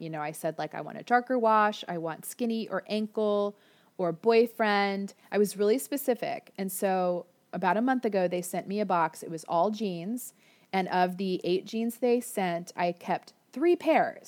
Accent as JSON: {"language": "English", "region": "Florida", "country": "United States", "tie": "born or raised there", "moved": "yes", "lives_now": "Orange County, California, United States", "said": "I grew up in Florida"}